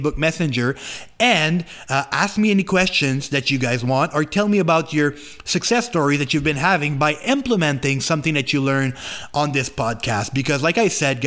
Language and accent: English; Canada; English is a second language; I am French Canadian, so I'm trying to talk English the best that I can